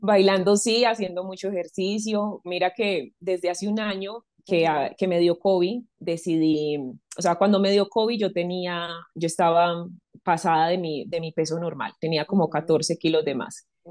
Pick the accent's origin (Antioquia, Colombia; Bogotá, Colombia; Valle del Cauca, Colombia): Antioquia, Colombia; Medellín; moved away as an adult; now in Bogotá, Colombia; Medellín es una ciudad muy cálida